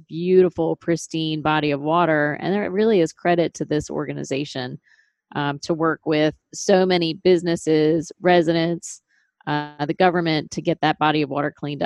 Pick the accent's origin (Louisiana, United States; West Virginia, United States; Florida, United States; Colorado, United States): Louisiana, United States; Metairie; I'm a lifelong New Orleanian. I actually grew up in Metairie on Lake Pontchartrain